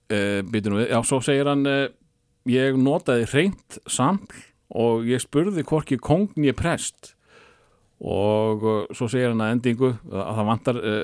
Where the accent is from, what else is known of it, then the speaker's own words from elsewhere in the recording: Njarðvík, Southern Peninsula, Iceland; þegar ég var krakki í Njarvík